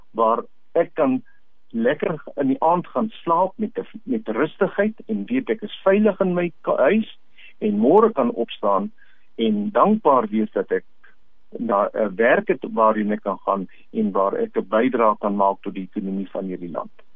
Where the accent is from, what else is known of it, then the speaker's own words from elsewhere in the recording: South Africa; Ons as Suid-Afrikaners